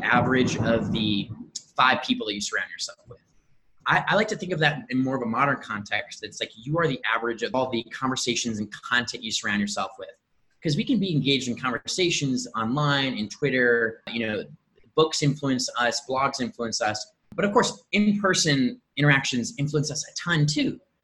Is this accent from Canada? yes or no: no; Indianapolis, Indiana, United States; also born or lived in Medellin, Colombia; born and raised in Indianapolis, Indiana